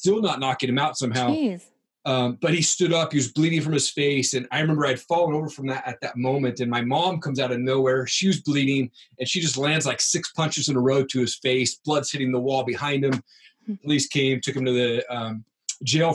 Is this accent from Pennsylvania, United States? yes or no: no; Eastern Washington, United States; now in Coeur d'Alene, United States; I grew up in Eastern Washington. I now live in Coeur d'Alene, Idaho